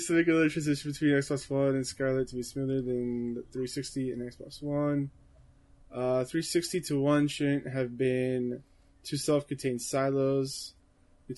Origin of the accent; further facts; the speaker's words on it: Canada; I'm Canadian